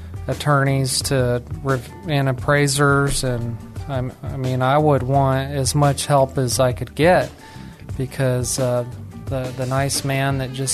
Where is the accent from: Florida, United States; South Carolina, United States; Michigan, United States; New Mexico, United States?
New Mexico, United States; And I'm actually from New Mexico, where there's lots of barren land.